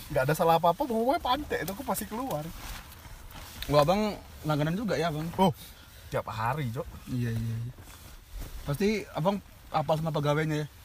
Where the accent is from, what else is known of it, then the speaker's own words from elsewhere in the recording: Java, Indonesia; Makanya ngerasa tua di situ gitu. Karena kita Jawa yang